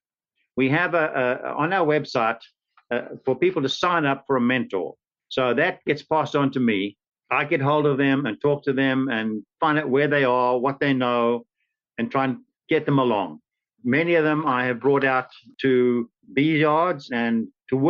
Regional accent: South Africa; moved away as an adult; now in St. Petersburg, United States; This was in South Africa. Some of you may recognize from my accent.

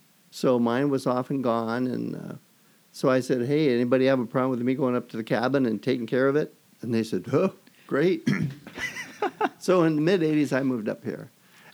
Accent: Sacramento, California, United States; also born or lived in San Antonio, Texas / Minnesota; I was born in San Antonio, Texas, and kind of raised in Sacramento. And went to Minnesota for a while with our service-connected relocation, and then back to Sacramento.

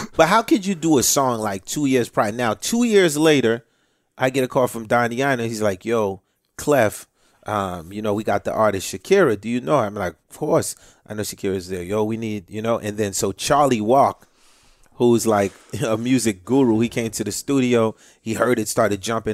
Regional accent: Haiti; now in United States; I'm from Haiti, you know, Cuba, it's all in my blood

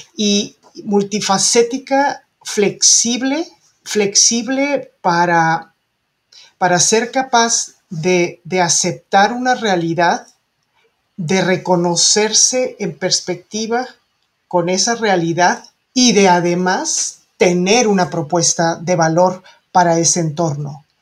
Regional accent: Mexico

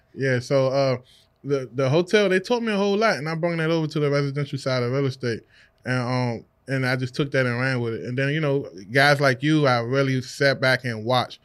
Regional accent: Washington, District of Columbia, United States; I'm from the Washington, D C area

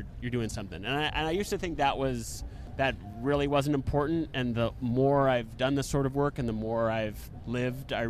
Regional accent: New York, United States; also born or lived in New England (Maine, Vermont); my hometown in New York

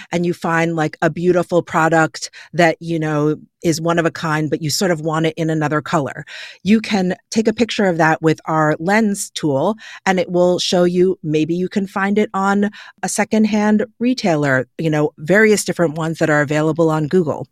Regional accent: New York, United States; born and raised in New York

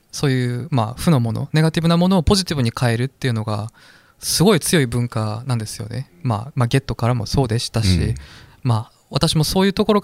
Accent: South Korea; Japanese is a second language; moved away as an adult; now in Japan

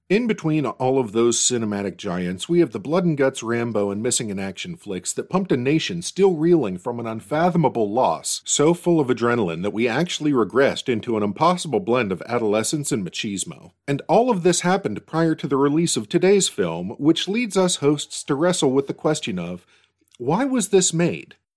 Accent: Pittsburgh, Pennsylvania, United States; my hometown of Pittsburgh

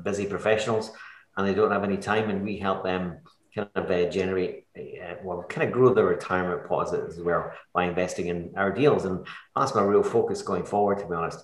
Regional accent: Edinburgh, Scotland, United Kingdom; moved away as an adult; now in Kilmacolm, United Kingdom; I grew up in Edinburgh

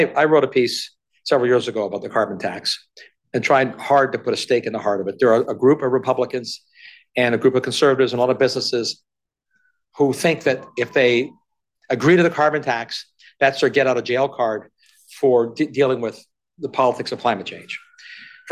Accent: Canada; I'm a Canadian

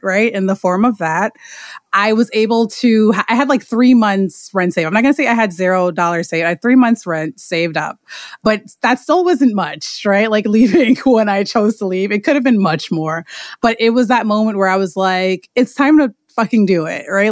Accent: New York City, New York, United States; I am from Queens, New York

